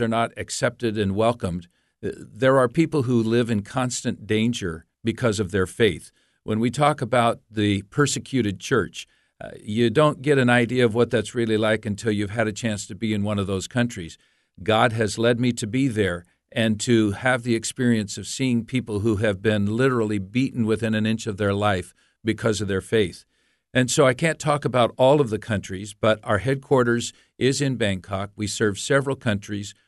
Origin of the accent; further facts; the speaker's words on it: United States; also born or lived in Montreal, Canada; I'm an American. I have lived in the United States most of my life